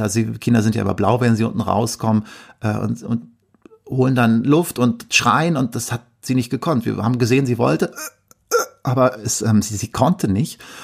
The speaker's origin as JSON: {"language": "German", "town": "Verl", "region": "North Rhine-Westphalia", "country": "Germany", "tie": "born or raised there", "also_born_or_lived": "Bielefeld", "moved": "as an adult", "said": "gebürtiger Ostwestfale. Ich komme aus einem kleinen Dorf in der Nähe von Gütersloh, das da heißt Ferl."}